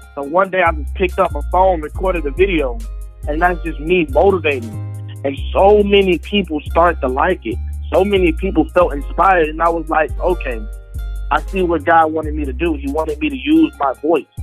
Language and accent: English; Atlanta, Georgia, United States; I grew up in Atlanta, Georgia